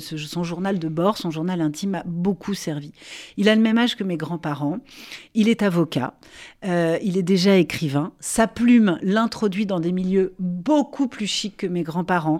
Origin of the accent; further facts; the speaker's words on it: France; chez nous, en France